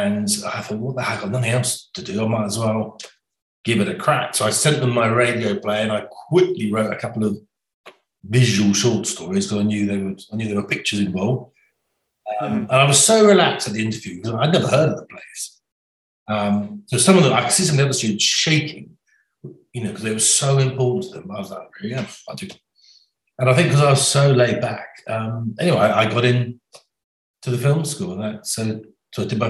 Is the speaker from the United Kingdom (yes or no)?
yes; Somerset, South West England, United Kingdom; growing up in Somerset.